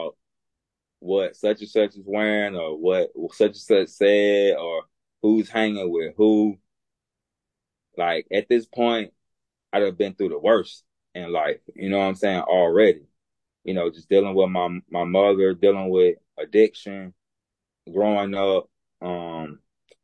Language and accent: English; Alabama, United States; accent: Southern; growing up in Alabama, being raised by my grandmother